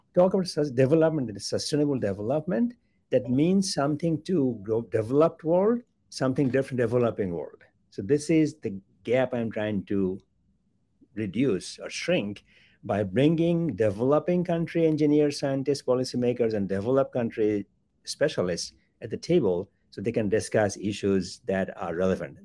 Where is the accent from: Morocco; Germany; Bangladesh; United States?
Bangladesh; moved away; I was born in Bangladesh, a developing country.